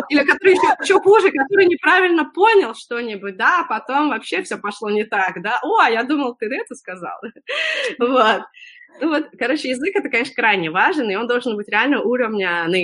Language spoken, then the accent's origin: Russian; Russia; moved away; я когда приехала из России